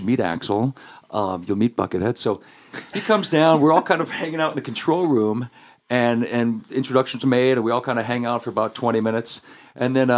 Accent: Placentia, California, United States; I grew up in Placentia, which is Yorba Linda, Fullerton area.

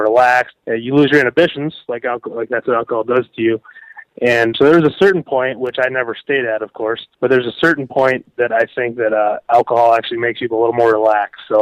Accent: Watertown, South Dakota, United States; also born or lived in Nebraska / Minneapolis; I moved back to my hometown of Watertown

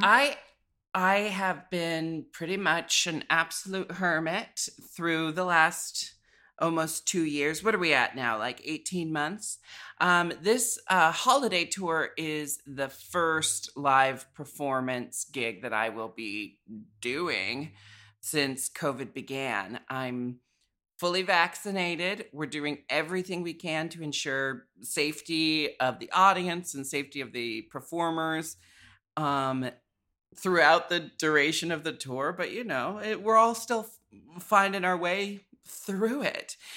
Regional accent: Portland, Oregon, United States; born or raised there; moved away as an adult; also born or lived in San Francisco

